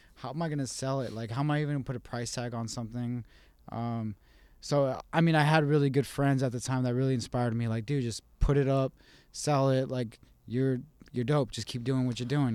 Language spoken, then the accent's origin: English; Las Cruces, New Mexico, United States; also born or lived in Albuquerque; I was born in Las Cruces